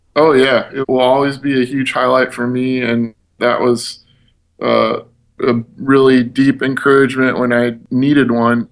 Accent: Midwest, United States; we're from the Midwest

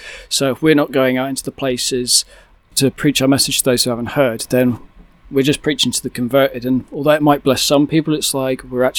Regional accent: United Kingdom; I'm from the UK.

